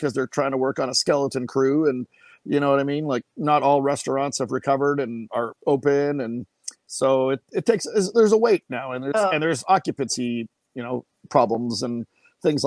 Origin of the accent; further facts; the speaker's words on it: Winnipeg, Manitoba, Canada; moved away as an adult; also born or lived in Jacksonville Beach, Florida; now in Henderson, United States; I'm originally from Winnipeg, Manitoba, Canada